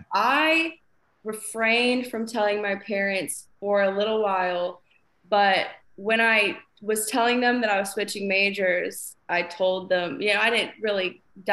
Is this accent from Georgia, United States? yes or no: yes; Georgia, United States; also born or lived in Auburn, Alabama; I was born and raised in Georgia